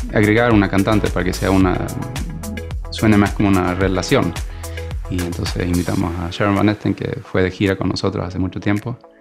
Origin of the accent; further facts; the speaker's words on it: Sweden; yo soy nacido en Suecia